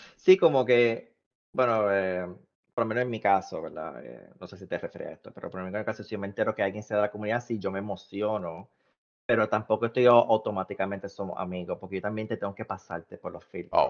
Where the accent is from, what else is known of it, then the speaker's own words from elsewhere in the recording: Puerto Rico; now in United States; los puertorriqueños nosotros somos cariñosos